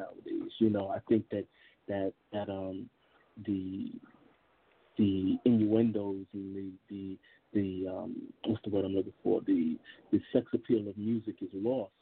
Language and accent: English; New York, United States; I am originally from New York, Brooklyn born and raised.